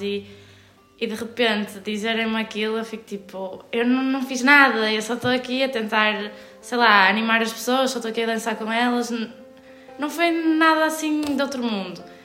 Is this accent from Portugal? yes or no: yes; Guimarães, Norte, Portugal; also born or lived in Porto; sou de Guimarães, estou a estudar no Porto, na Faculdade de Arquitetura.